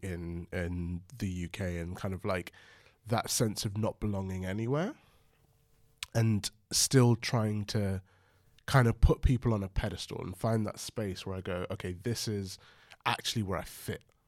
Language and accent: English; London, United Kingdom; I was brought up in London